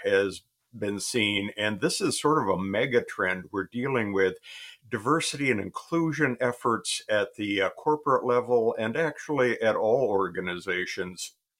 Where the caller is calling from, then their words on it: Michigan, United States; Michigan. The very beginning of autumn here.